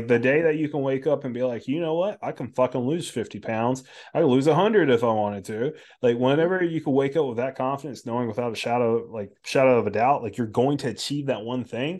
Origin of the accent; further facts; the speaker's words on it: United States; growing up in our school system in America